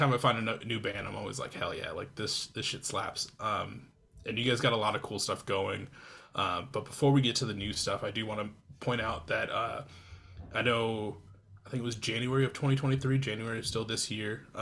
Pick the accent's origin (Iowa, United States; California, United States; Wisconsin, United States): Iowa, United States; moved away; I'm from Iowa originally